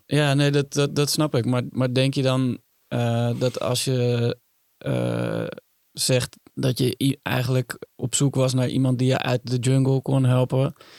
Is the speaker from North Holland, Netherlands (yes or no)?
no; Utrecht, Netherlands; now in Amsterdam, Netherlands; toen ik jong was en, en in Utrecht woonde